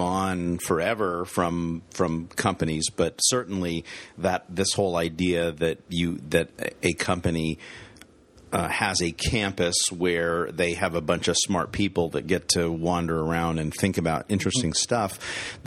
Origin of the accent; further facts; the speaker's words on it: United States; as an American